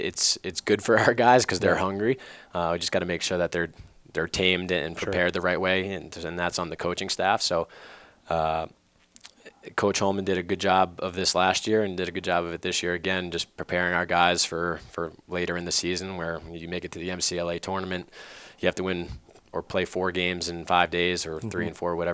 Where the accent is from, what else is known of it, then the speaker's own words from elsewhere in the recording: North Massapequa, New York, United States; also born or lived in Farmingdale, New York; we were growing up in North Massapequa